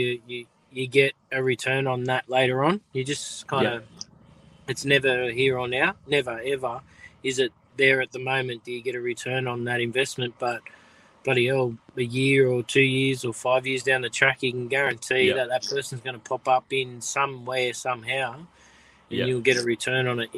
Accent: Coonabarabran and Cessnock, New South Wales, Australia; I'm Gamilaroi Wanarua. You're close, that's right. But yeah, Coonabarabra and then towards Cessnock in New South Wales

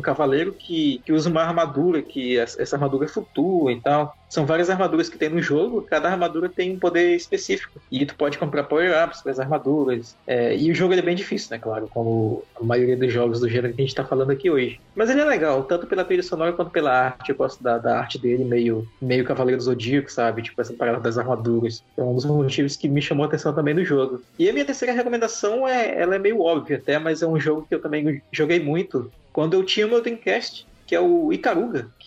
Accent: Amazonas, Brazil; parece com a minha terra. Parece ali com os arredores de Terfé esse cenário.

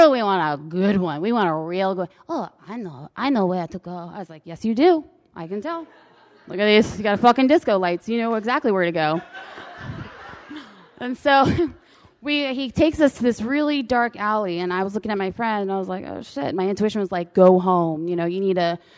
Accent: United States; I'm American

